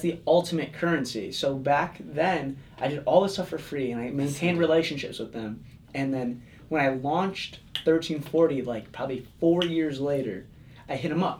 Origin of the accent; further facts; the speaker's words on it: Palatine, Illinois, United States; I grew up in the suburbs of Chicago. It's a little town called, sort of little, little town called Palatine, Illinois